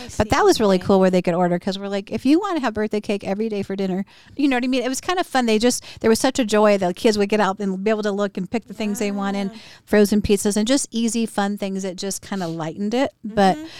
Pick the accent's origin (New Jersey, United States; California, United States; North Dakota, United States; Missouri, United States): California, United States; Southern; I was born in Southern California.